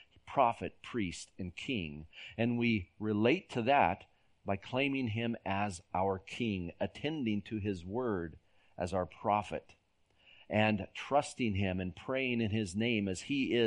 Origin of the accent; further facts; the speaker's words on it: San Jose, California, United States; moved away; When I was a boy growing up in San Jose, California, we lived in a valley